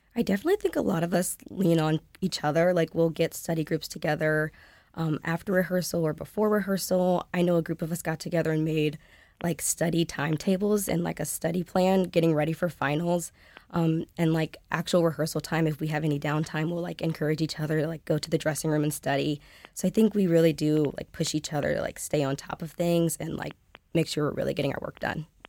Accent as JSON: {"language": "English", "town": "Indianapolis", "region": "Indiana", "country": "United States", "said": "I'm a sophomore from Indianapolis, Indiana"}